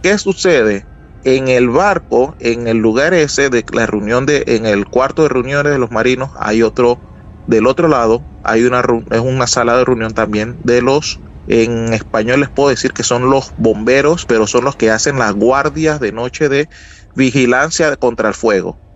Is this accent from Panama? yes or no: yes; Panama; Soy de Panamá